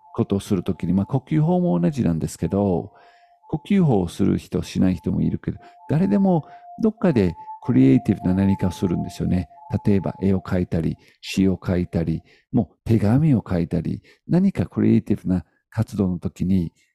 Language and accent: Japanese; United Kingdom; moved away; 僕は、うんまあ、イギリス人なんですよね。イギリス人なので、まあ、こういう見た目です。